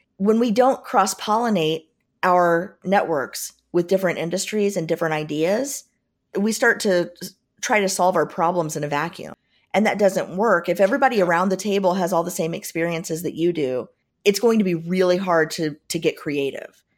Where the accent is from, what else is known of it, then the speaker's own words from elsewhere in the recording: Southern Indiana, United States; I grew up in Southern Indiana